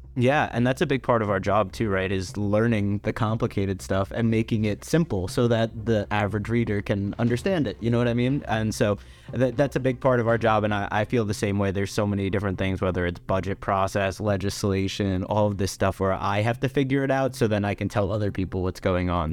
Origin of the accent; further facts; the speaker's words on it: New York City, New York, United States; I'm from Staten Island